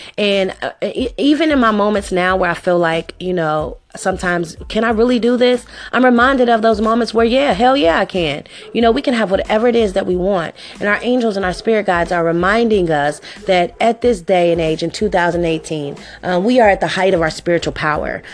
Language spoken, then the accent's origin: English; Cincinnati, Ohio, United States; I was born and raised here in Cincinnati, Ohio.